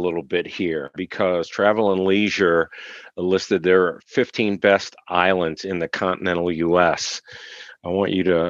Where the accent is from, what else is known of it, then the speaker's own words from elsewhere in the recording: Mount Clemens, Michigan, United States; I'm from Mount Clemens.